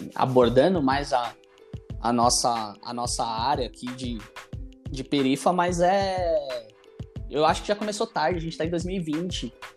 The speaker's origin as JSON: {"language": "Portuguese", "region": "São Paulo", "country": "Brazil", "said": "eu sou aqui da periferia também de Ermelino Matarazzo, aqui de São Paulo"}